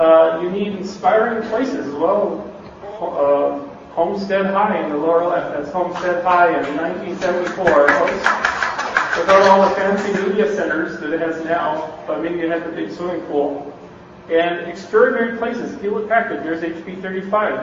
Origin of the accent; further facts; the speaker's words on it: Canada; moved away as an adult; now in Bay Area, United States; I'm from Canada